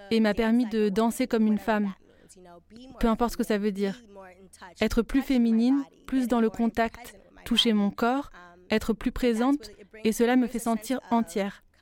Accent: New York, United States; also born or lived in Lagos, Nigeria; Je suis née à Lagos au Nigeria, mais j'ai grandi à New York dans le Bronx.

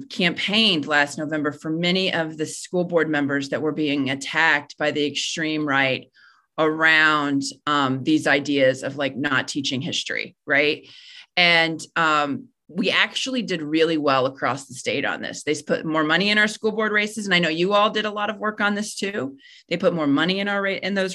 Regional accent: Dayton, Ohio, United States; I'm from Dayton

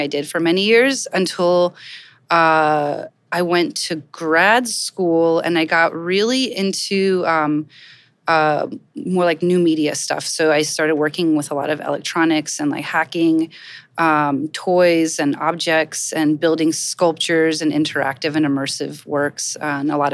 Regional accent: Kielce, Świętokrzyskie Voivodeship, Poland; also born or lived in Gainesville, Florida, United States; now in New York, United States; So I'm originally from Kielce, Poland. I came here in the early 80s, or I came to Florida.

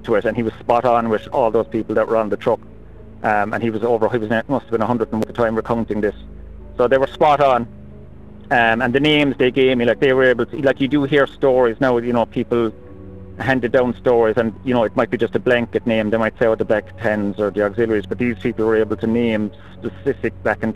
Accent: Cork, Munster, Ireland; I'm from Cork

